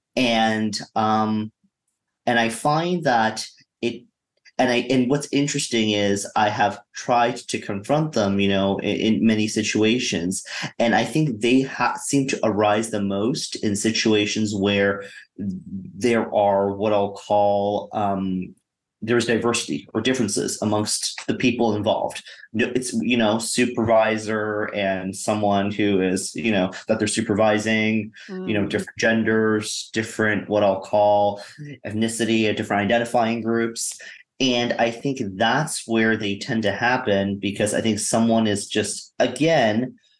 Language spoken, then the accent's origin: English; Canada; now in United States; Grew up in Canada, then moved to the U.S. and have been here, you know, for the better part of you know 20 years